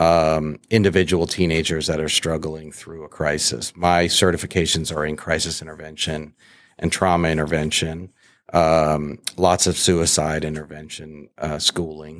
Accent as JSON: {"language": "English", "region": "New England", "country": "United States", "tie": "born or raised there", "said": "I grew up in New England"}